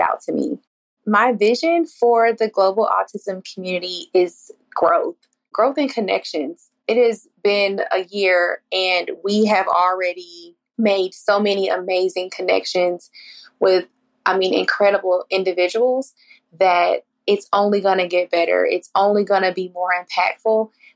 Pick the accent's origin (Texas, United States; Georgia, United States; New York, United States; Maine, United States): Georgia, United States; Atlanta; I'm from Atlanta, Georgia.